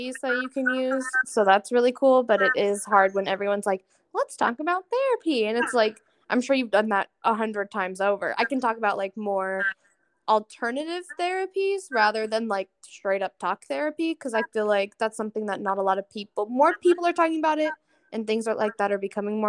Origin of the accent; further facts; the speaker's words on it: Tucson, Arizona, United States; I grew up in Tucson and then I moved up here back in 2020